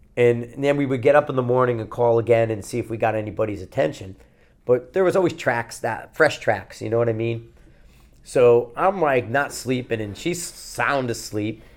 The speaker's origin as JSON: {"language": "English", "region": "Connecticut", "country": "United States", "tie": "born or raised there", "said": "I'm fucking kid from Connecticut"}